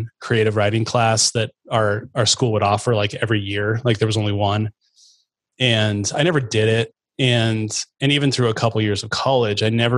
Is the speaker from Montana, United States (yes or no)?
no; Chattaroy, Washington, United States; I grew up in out in Chatteroy, kind of way out north of Meade, about 20 miles north